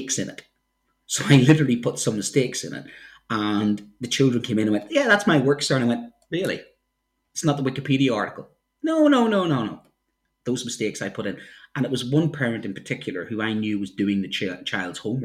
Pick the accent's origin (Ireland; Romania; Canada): Ireland; now in United Kingdom; I'm an Irishman